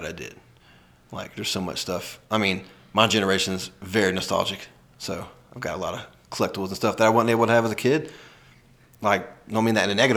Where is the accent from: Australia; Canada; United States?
United States; Georgia; moved away as an adult; now in Nevada, United States; I'm from Georgia, born there